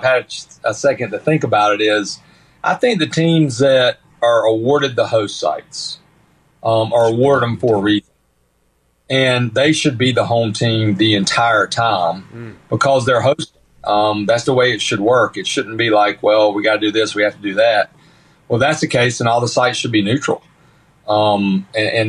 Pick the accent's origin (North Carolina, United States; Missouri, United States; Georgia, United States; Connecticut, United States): North Carolina, United States; I'm from North Carolina.